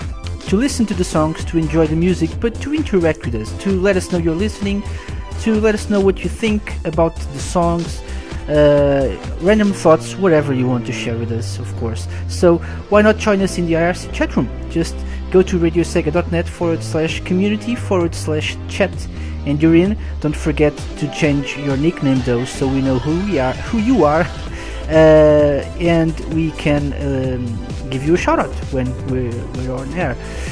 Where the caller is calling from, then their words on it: Portugal; I'm live from Portugal, and I'm live to play you the most requested songs of the week